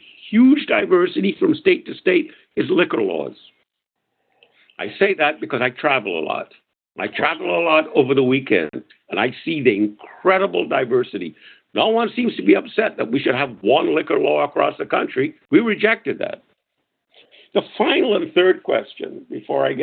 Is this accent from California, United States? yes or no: yes; California, United States; I'm a Californian and I'm living in California